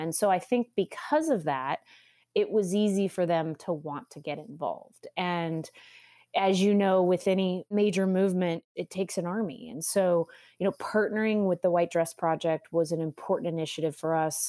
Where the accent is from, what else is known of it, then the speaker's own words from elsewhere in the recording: California, United States; moved away as an adult; now in Austin, United States; I'm from California, that's right. I was in Southern California for many years, almost my entire career